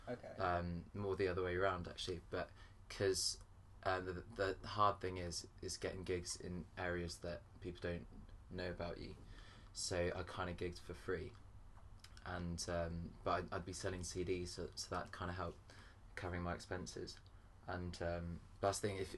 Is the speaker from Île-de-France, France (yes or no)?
yes; Paris, Île-de-France, France; now in Winchester, United Kingdom; originally I, I grew up in Paris, and then I moved to Winchester